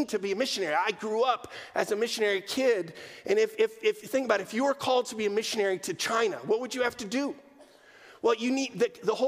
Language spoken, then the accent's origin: English; Amsterdam, North Holland, Netherlands; I grew up in Amsterdam, quintessential post-Christian context